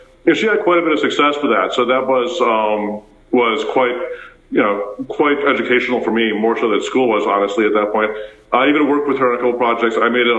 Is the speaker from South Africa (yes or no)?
yes; Pretoria, Gauteng, South Africa; English is a second language; I didn't speak English at all. I went to Afrikaans school. I went to school barefoot, for example, in South Africa. And I was born in Pretoria.